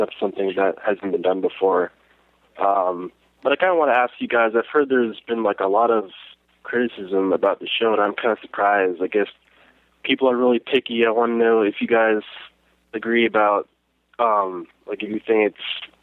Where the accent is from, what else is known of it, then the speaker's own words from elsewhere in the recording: Kent, Ohio, United States; I'm from Kent, Ohio.